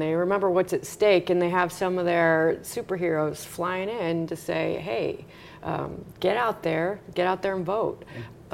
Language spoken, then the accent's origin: English; Long Beach, Indiana, United States; had a home in Long Beach, Indiana, my hometown.